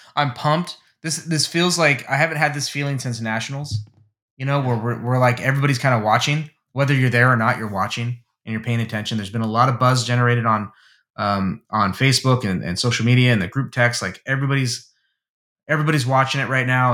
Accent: United States; as an American

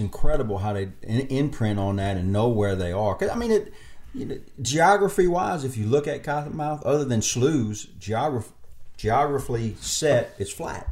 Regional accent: South Louisiana, United States; I grew up now in South Louisiana

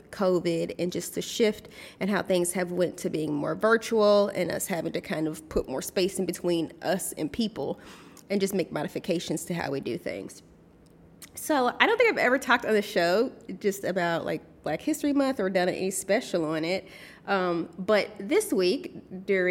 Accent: United States; usually in the United States, I would be considered belonging to a marginalized group, being that I'm African American

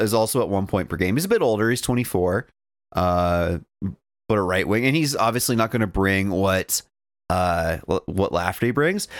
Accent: Dawson Creek, British Columbia, Canada; I'm from Dawson

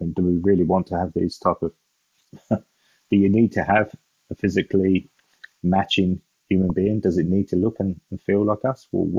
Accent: England, United Kingdom; So I'm English

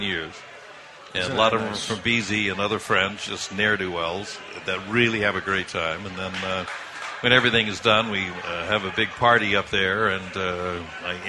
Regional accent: Idaho, United States; now in Boston, United States; I was raised in Idaho

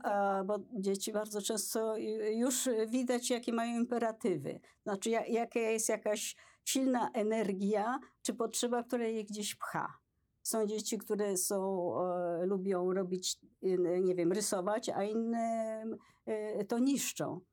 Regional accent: Poland; ja się urodziłam w Polsce

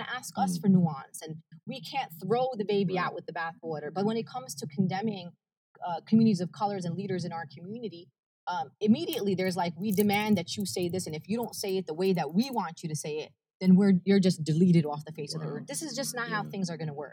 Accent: New York City, New York, United States; first language Arabic; English is a second language; I'm from Brooklyn

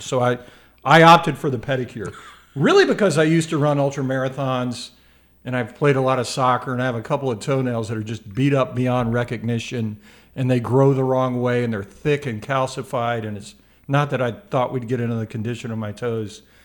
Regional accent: Memphis, Tennessee, United States; I'm from Memphis

